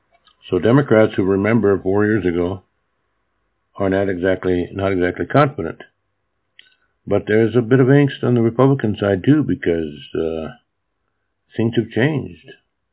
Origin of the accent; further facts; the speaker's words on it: Japan; English is a second language; also born or lived in Williston, United States; When I was a kid, I grew up in Japan, but I lived for 4 years of my childhood in North Dakota, a small town in North Dakota.